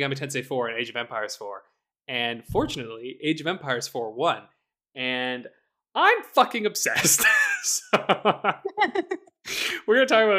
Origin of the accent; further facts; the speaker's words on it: Canada; I'm from Canada.